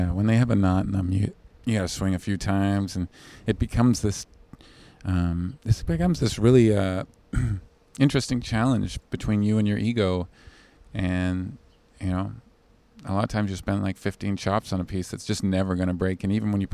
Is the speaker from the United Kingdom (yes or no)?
no; Vancouver, British Columbia, Canada; moved away; I'm from Vancouver. I know this snow.